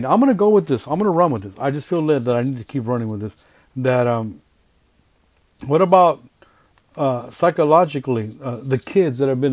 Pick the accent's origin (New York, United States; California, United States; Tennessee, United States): California, United States; I'm Hispanic, so I'm from California.